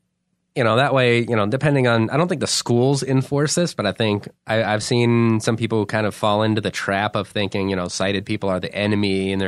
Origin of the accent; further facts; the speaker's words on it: Alaska, United States; I grew up in Alaska from like 4 to 18, I think, basically. My dad is in the Air Force and they moved us there.